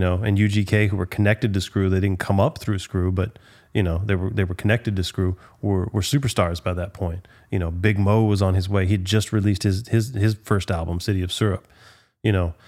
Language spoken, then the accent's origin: English; Galveston, Texas, United States; I grew up in Galveston. I'm from Galveston